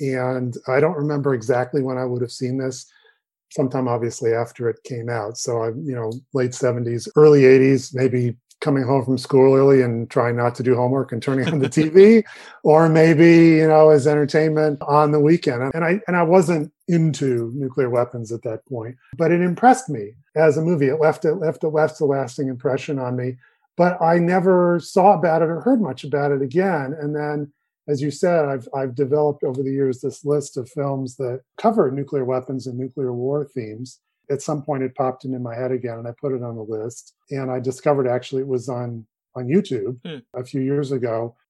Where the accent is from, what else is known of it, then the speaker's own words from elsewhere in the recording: Los Angeles, California, United States; I grew up in Los Angeles.